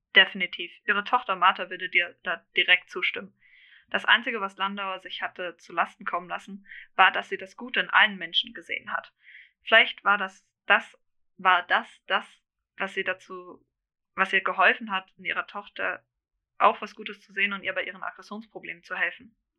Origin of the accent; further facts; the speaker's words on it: Germany; ich eigentlich gebürtig Deutsch bin